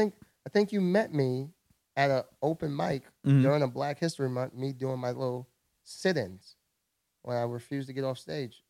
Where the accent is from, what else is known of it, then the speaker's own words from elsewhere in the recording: New York, United States; I'm doing my thing as a New Yorker.